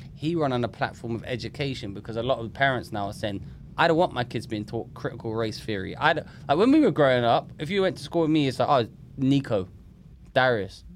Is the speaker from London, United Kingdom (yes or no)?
yes; London, United Kingdom; I grew up in London